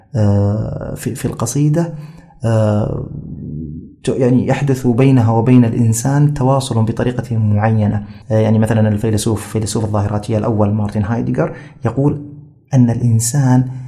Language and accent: Arabic; Jeddah, Makkah Province, Saudi Arabia; also born or lived in Riyadh; أنا من أبناء جدة يعني آه، يعني صحيح أنني ولدت في الرياض لكني لم أعش في الرياض إلا شهورا بسيطة ثم أحضرنا أبي إلى جدة ومن يومها وأنا جداوي